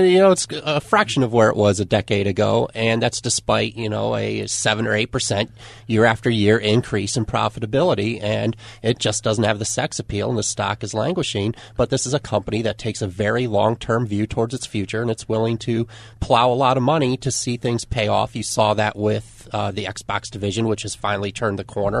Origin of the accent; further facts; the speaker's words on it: St. Louis, Missouri, United States; moved away; my hometown, St. Louis, Missouri